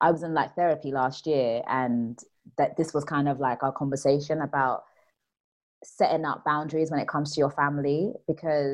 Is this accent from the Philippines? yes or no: no; Nigeria; I'm Nigerian